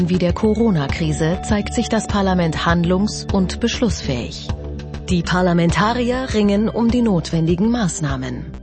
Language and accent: German; Sydney, New South Wales, Australia; German is a second language; Ich komme aus Sydney, aus Australien.